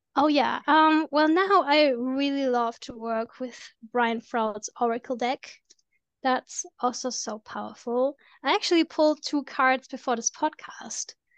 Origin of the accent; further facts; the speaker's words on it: Germany; I'm from Germany